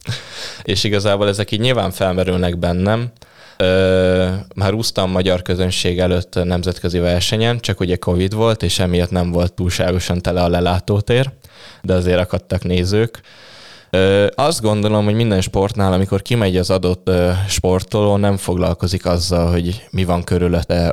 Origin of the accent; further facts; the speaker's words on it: Kecskemét, Bács-Kiskun, Hungary; moved away; Kecskemétről származom